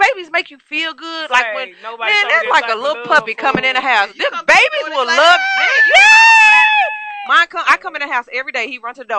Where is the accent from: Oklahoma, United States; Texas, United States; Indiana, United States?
Texas, United States; Cedar Hill; I'm from Cedar Hill.